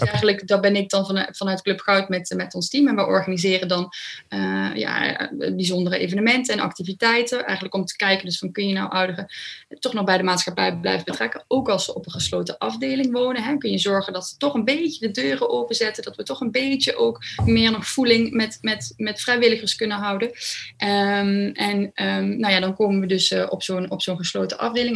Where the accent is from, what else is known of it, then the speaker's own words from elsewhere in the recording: Overloon, North Brabant, Netherlands; moved away as an adult; now in Nijmegen, Netherlands; ik kom uit een klein dorpje in Brabant. En ehm, ik ben toen ik 22 was naar Nijmegen verhuisd.